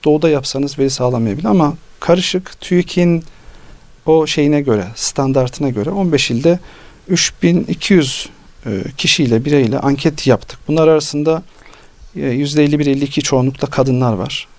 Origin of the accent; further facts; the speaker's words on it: Nevşehir, Turkey; moved away; Biz Anadolu'da yaşadık. Nevşehirliyiz.